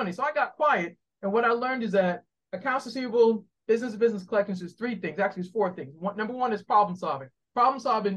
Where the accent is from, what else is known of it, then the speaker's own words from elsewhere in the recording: Boston, Massachusetts, United States; now in Maryland, United States; I'm originally from Boston. I now live in the great state of Maryland